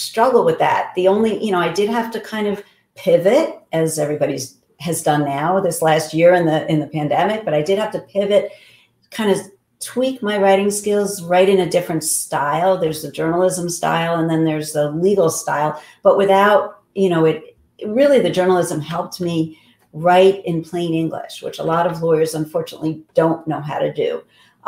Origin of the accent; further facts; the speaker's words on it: New York City, New York, United States; moved away as an adult; also born or lived in Massachusetts / Pennsylvania; now in New Jersey, United States; I grew up in Whitestone, Queens.